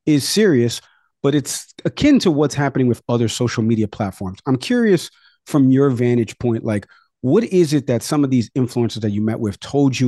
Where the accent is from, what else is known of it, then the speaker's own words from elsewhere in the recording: New York, United States; moved away; my home state in New York